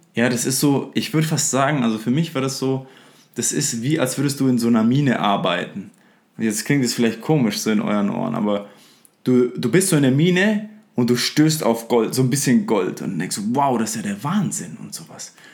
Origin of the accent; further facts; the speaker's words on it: Upper Franconia, Bavaria, Germany; ich bin aus Freuchheim in Oberfranken gebürtig